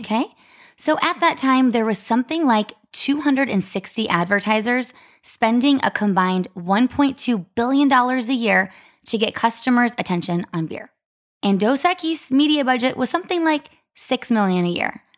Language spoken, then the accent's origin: English; Arizona, United States; also born or lived in Ohio; I was from Arizona